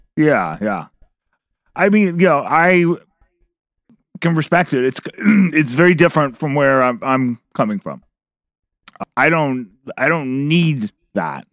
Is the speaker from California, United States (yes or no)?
yes; Berkeley, California, United States; the reason I grew up in Berkeley is because of U C Berkeley